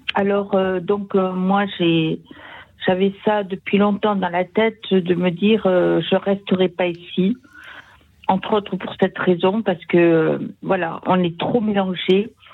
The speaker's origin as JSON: {"language": "French", "area": "Sarthe", "region": "Pays de la Loire", "country": "France", "tie": "born or raised there", "moved": "yes", "lives_now": "Toulouse, France", "said": "je retourne dans mon village natal, dans la Sarthe."}